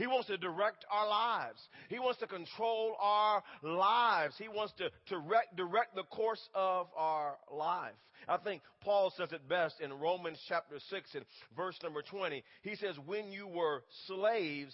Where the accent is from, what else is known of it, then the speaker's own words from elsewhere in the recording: Wewoka, Oklahoma, United States; also born or lived in Holdenville; I'm a country boy at heart growing up in Wewoka